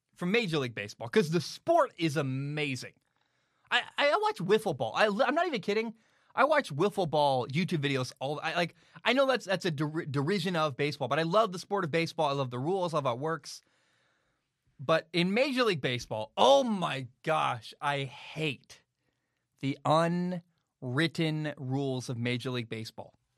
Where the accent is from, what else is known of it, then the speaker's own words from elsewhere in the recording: United States; I'm American